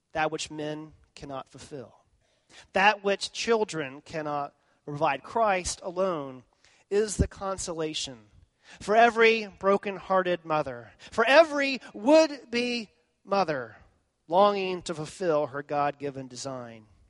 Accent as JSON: {"language": "English", "region": "Texas", "country": "United States", "said": "I was from Texas"}